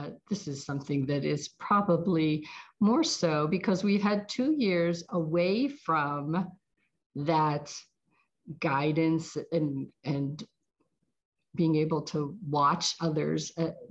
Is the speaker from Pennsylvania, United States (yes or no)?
yes; Pittsburgh, Pennsylvania, United States; moved away; I'm from Pittsburgh originally